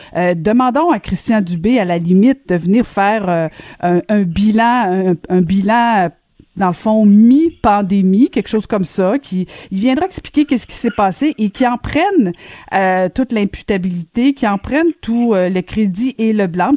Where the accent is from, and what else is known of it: Quebec, Canada